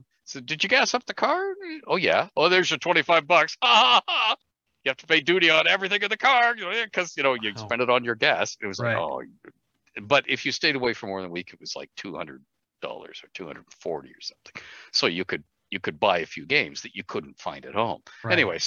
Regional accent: Ontario, Canada; growing up in Ontario with healthcare, Medicare

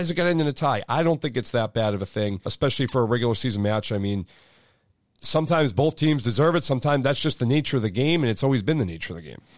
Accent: Beverly, Massachusetts, United States; I grew up in Beverly

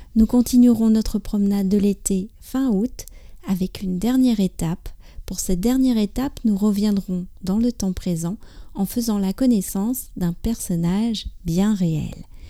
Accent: France; je suis française, j'habite près

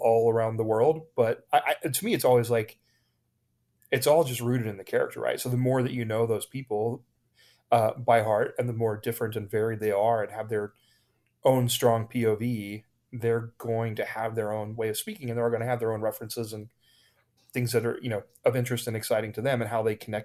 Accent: Ohio, United States; moved away as an adult; also born or lived in New York; now in Los Angeles, United States; I grew up in Ohio in a very small town close to there

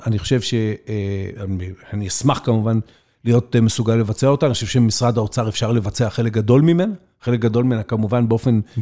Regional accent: Israel; המקום הזה, שנולדתי בו, גדלתי בו, לחמתי עבורו

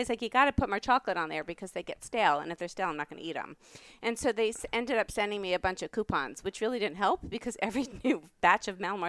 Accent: New York, United States; I'm from New York.

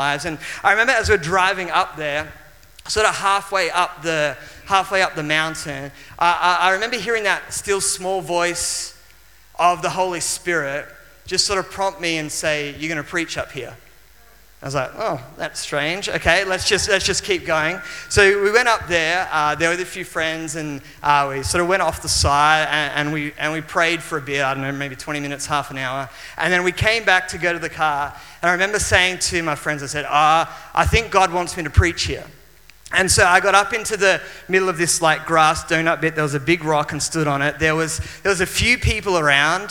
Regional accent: Maitland, New South Wales, Australia; I traveled from my hometown, which was Maitland, which is in the Hunter Valley of New South Wales

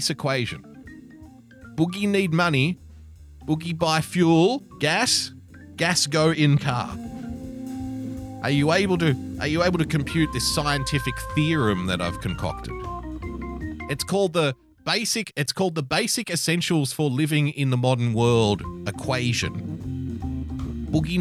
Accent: Sydney, New South Wales, Australia; So I'm from Western Sydney

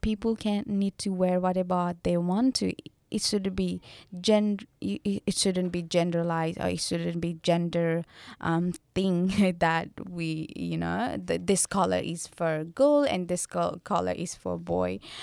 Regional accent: Nepal; I'm from Nepal

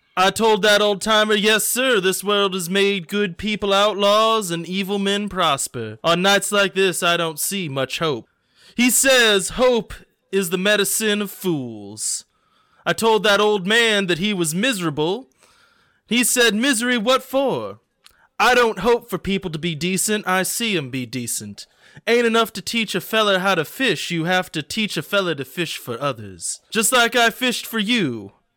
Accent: Indiana, United States; I'm from Indiana

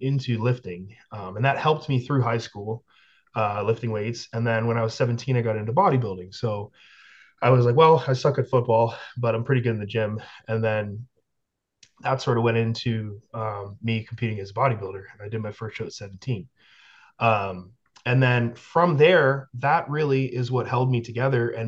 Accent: West Virginia, United States; also born or lived in Canada; I am Canadian, but I only lived there for like 3 years. This was in West Virginia

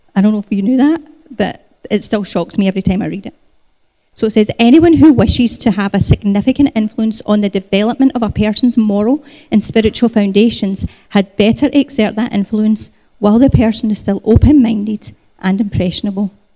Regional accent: Scotland, United Kingdom; moved away as an adult; also born or lived in Canada; I was born in Scotland. Um, I emigrated to Canada 20 years ago when Gary and I got married

